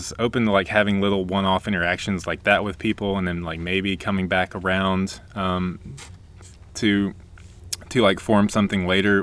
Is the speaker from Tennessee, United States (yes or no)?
yes; Nashville, Tennessee, United States; moved away as an adult; we're from Nashville, Tennessee. Lived there for, like, 28 years of my life.